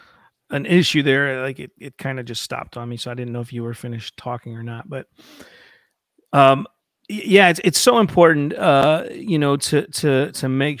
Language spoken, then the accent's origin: English; Ohio, United States; I'm from Ohio